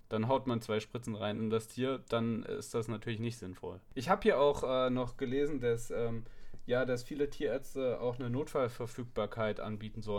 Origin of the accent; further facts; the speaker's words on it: Darmstadt, Hesse, Germany; ich komme ursprünglich aus Darmstadt, da sind, in Darmstadt gibt es auch keine Tierklinik 24-7.